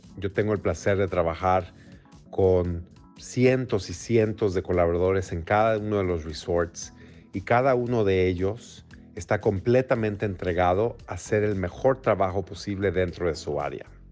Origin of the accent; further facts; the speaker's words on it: Mexico City, Mexico; moved away as an adult; also born or lived in Houston, United States; now in New York, United States; soy mexicano, nací y crecí en la Ciudad de México.